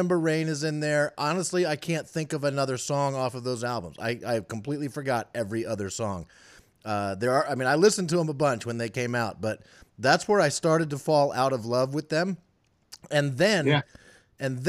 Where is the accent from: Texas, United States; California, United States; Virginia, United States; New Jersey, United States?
Virginia, United States; Northern; moved away as an adult; now in Charlottesville, United States; I grew up in the Northern Virginia area.